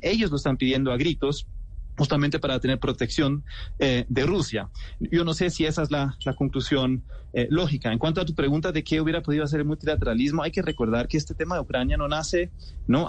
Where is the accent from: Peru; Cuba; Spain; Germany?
Germany; siendo alemán